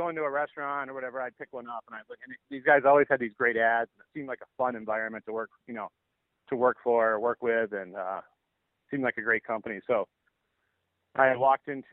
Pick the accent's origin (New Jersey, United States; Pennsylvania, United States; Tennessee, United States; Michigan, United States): Michigan, United States; moved away as an adult; also born or lived in Arizona / Boston / Washington, D.C.; I'm not from Arizona. I actually grew up in Michigan.